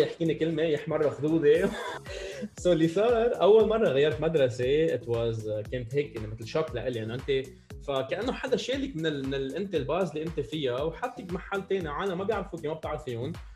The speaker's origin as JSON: {"language": "Arabic", "country": "Lebanon", "tie": "born or raised there", "said": "ربيت بلبنان"}